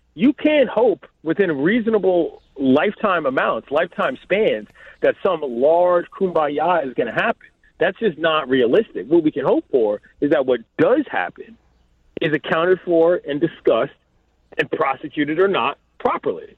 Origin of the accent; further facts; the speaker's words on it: Washington, District of Columbia, United States; now in Los Angeles, United States; my hometown